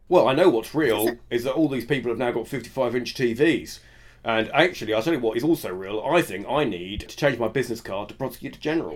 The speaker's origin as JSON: {"language": "English", "country": "United Kingdom", "said": "as a Brit"}